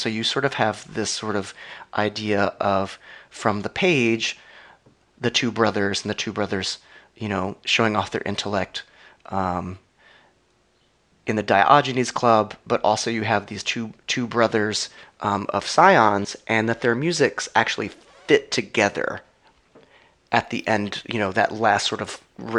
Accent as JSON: {"language": "English", "region": "Appalachia", "country": "United States", "said": "I'm from Appalachia. I grew up listening to bluegrass"}